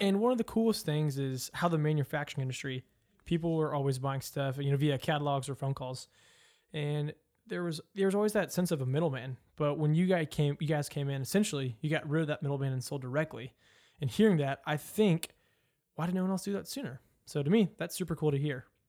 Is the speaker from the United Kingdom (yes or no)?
no; Louisville, Kentucky, United States; I'm from Louisville